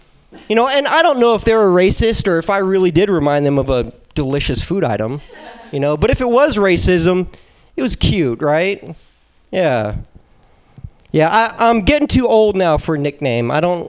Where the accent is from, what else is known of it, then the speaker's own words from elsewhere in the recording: Philippines; Yeah, I'm Filipino.